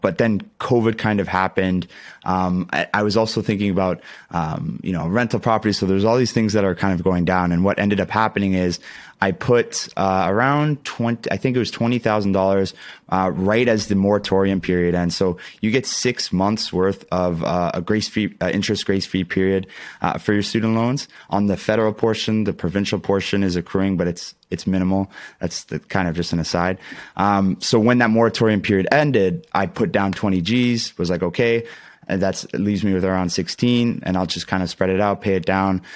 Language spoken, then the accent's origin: English; Ontario, Canada; I'm, I'm from Canada